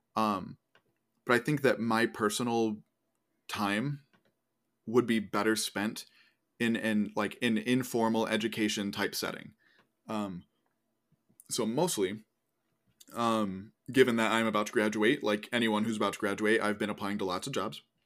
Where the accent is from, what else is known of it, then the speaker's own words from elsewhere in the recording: Northeast, United States; moved away; I'm from the Northeast